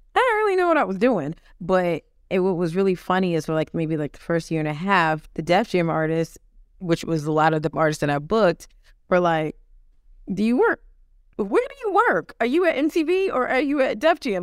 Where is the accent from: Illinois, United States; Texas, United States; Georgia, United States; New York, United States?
New York, United States; New York City; moved back to my hometown, New York City, Harlem, New York